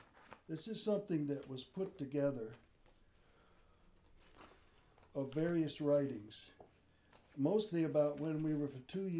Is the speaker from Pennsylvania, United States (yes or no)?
yes; Philadelphia, Pennsylvania, United States; Well, we came here from Philadelphia.